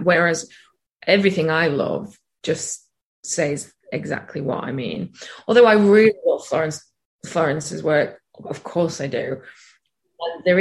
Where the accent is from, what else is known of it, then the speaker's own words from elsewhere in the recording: the north of England, United Kingdom; being from the north, being in a band with lads